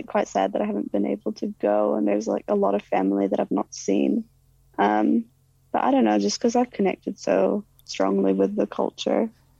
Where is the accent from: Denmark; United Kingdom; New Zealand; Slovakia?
New Zealand; also born or lived in Iraq; But I would always just say I'm from Iraq. Like, I mean, I usually would just say like, I'd say like I'm from New Zealand